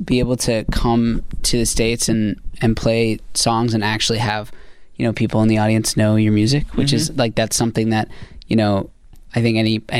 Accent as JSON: {"language": "English", "country": "Canada", "said": "I'm from Canada"}